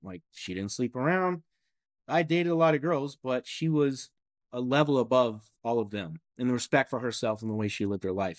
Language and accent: English; Kentucky, United States; I'm born and raised in Kentucky.